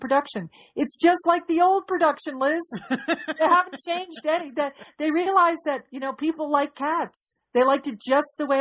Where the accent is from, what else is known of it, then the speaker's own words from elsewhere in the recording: Connecticut, United States; moved away; we grew up in Connecticut